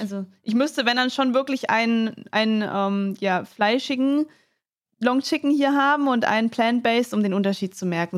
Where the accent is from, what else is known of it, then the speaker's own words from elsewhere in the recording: Mannheim, Baden-Württemberg, Germany; Ich komme ja aus Mannheim